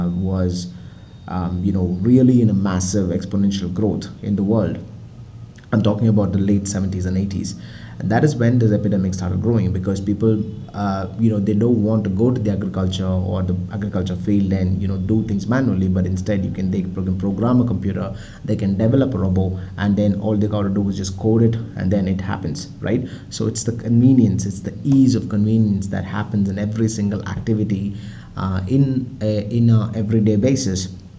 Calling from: India; I mean, I'm recording this from India, right? So India is mostly known for scarcity, malnutrition, slavery, and all that.

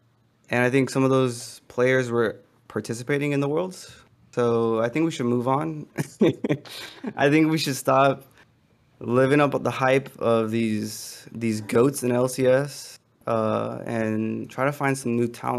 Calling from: North Carolina, United States; I'm calling from North Carolina.

